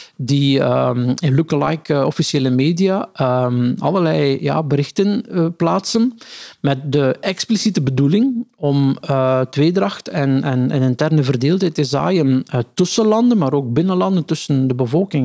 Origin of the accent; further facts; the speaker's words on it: Meulebeke, Flanders, Belgium; now in Ghent, Belgium; mijn geboortedorp Mullebeek